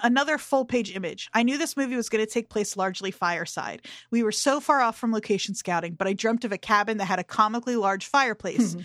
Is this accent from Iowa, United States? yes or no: no; New Jersey, United States; growing up in Jersey